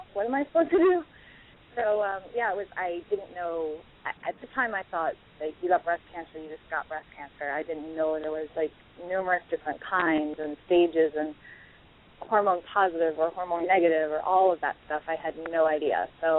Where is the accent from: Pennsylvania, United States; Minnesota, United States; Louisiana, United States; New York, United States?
New York, United States; born there; As close to one as you can get. I was born in New York, but I moved here when I was 7, so I'm pretty much almost native.